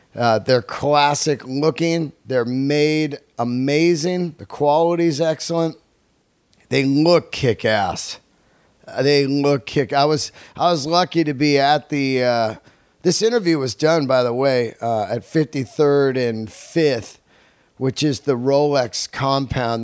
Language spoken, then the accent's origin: English; Bay Area, California, United States; also born or lived in Yosemite; now in Los Angeles, United States; growing up in the Bay Area, I was born in Yosemite